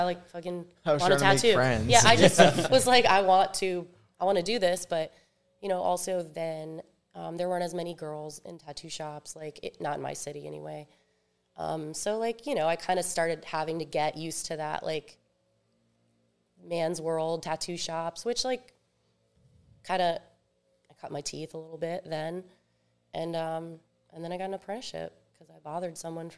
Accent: suburbs of Virginia, United States; born or raised there; also born or lived in Rivervale, New Jersey / Richmond, Virginia / Japan

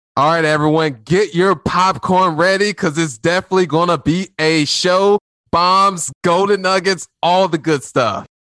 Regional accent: Indianapolis, Indiana, United States; was born on the east side of Indianapolis, where people, when they drive through the neighborhoods where I had my upbringing, they tend to lock their doors.

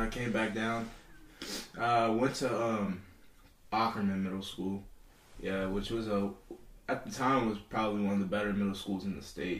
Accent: Northern Kentucky, United States; also born or lived in Nouakchott, Mauritania / Chicago; I grew up in Northern Kentucky. I played football there. I went to high school in Boone County High School

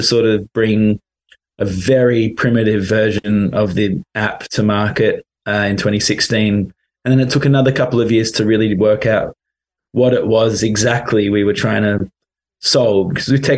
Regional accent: London, United Kingdom; moved away; also born or lived in Australia; I'm actually from London originally.

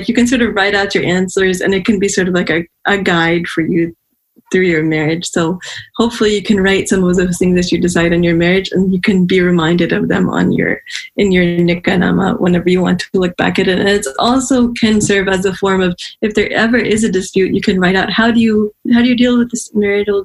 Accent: Pakistan; I come from Pakistan

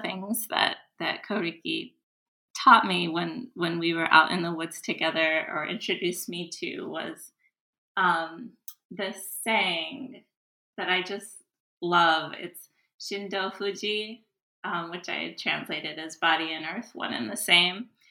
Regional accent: United States; as an American

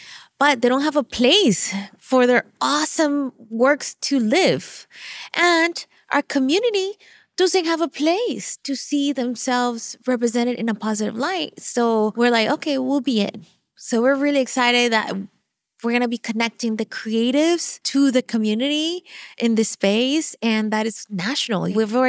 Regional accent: Venezuela; first language Spanish; English is a second language; moved away; I'm from Venezuela. So I grew up speaking Spanish

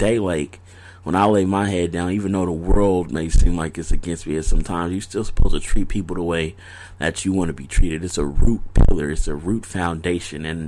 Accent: United States; I grew up in America. My dad is Nigerian

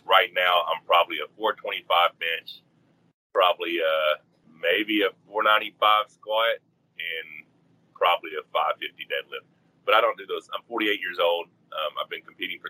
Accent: Arkansas, United States; I grew up in Arkansas.

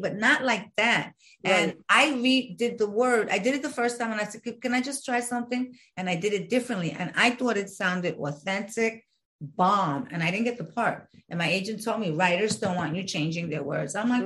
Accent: New York City, New York, United States; moved away as an adult; I'm from Brooklyn, born and raised

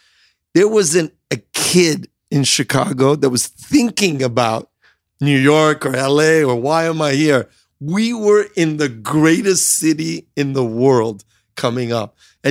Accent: Iran; And I grew up in Iran, like looking at like the $6 million man, Steve Austin.

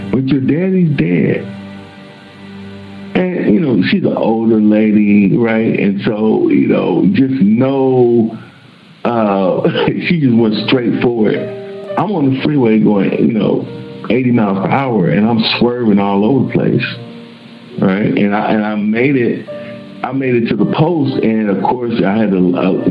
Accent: Little Rock, Arkansas, United States; moved away as an adult; I went to my hometown in Little Rock, Arkansas.

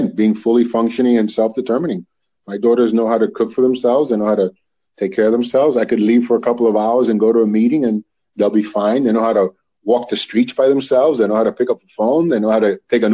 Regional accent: Union City, New Jersey, United States; also born or lived in Washington Heights, New York; I grew up in Union City, between Union City and Washington Heights in New York, but mostly Union City is where I did my schooling, my actual elementary and high school

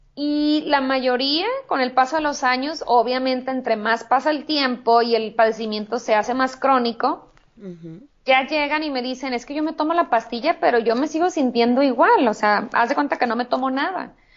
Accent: Hermosillo, Sonora, Mexico; moved away as an adult; also born or lived in California; now in Tijuana, Mexico; en Hermosillo, en mi ciudad natal

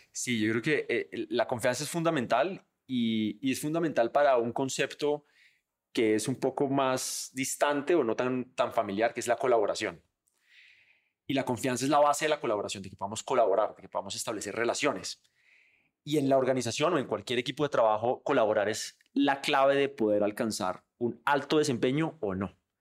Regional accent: Colombia; nosotros como colombianos

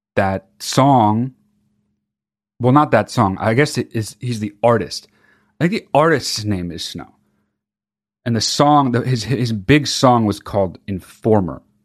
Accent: California, United States; I grew up in California

